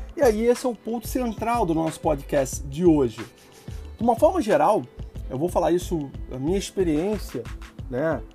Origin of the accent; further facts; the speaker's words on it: Rio de Janeiro, Brazil; como carioca flamenguista